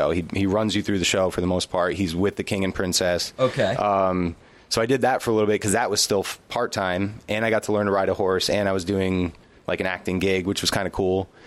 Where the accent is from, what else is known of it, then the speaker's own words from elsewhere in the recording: Passaic, New Jersey, United States; I grew up in New Jersey um, in a town called Passaic